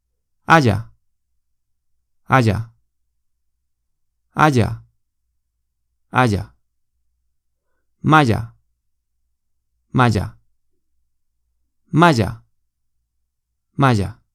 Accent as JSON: {"language": "Chinese", "country": "Spain", "second_language": "Chinese", "said": "我是没有地方口音的西班牙人，我爸妈都是老师。所以在家里，我们讲的西班牙语非常标准"}